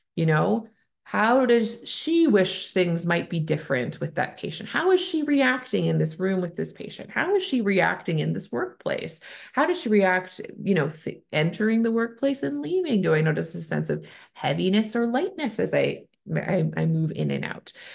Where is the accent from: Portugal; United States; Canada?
Canada; I'm a Canadian family physician